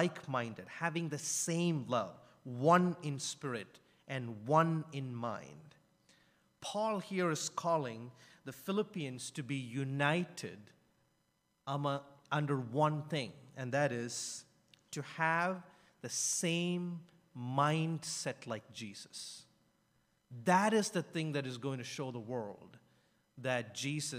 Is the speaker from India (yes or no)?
yes; India; I'm from India